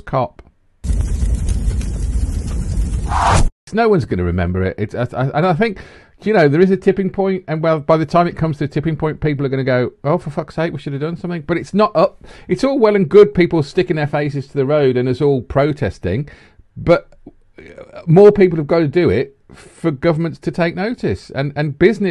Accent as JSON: {"language": "English", "town": "Redditch", "region": "West Midlands", "country": "United Kingdom", "said": "I come from Redditch"}